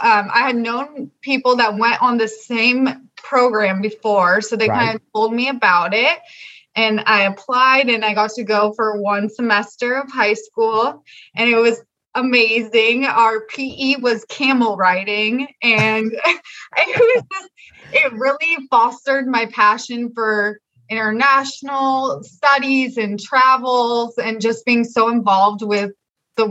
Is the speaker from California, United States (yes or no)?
yes; Ventura, California, United States; moved away as an adult; now in San Diego, United States; I'm from Ventura, California, so just a few hours south of Flo.